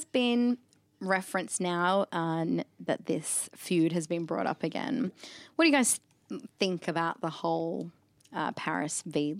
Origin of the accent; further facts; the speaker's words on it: Northern New South Wales, Australia; also born or lived in Gold Coast, Queensland; I grew up in Northern New South Wales, 5 minutes away from the border, and had to cross the border every day to go to school on the Gold Coast. And my friendship circle was on the Gold Coast, so I straddled the state line.